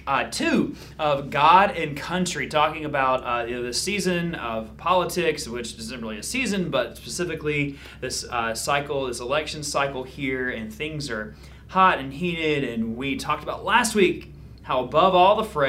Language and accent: English; Georgia, United States; now in Niceville, United States; I'm from Georgia.